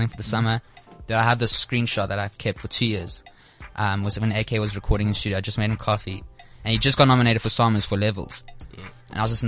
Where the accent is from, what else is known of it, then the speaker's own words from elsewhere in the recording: Mbombela, Mpumalanga, South Africa; I'm actually from Nelspruit